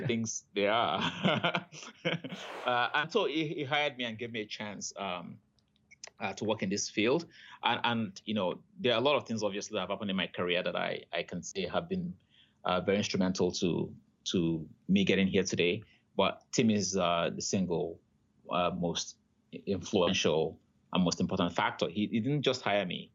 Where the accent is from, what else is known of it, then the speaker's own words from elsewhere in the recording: Nigeria; moved away as an adult; now in Canada; I grew up in Nigeria